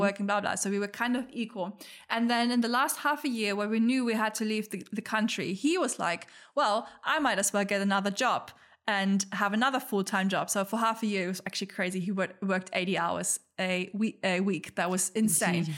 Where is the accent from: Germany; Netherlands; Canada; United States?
Germany; moved away; also born or lived in Australia; where I'm from, like, we're from Germany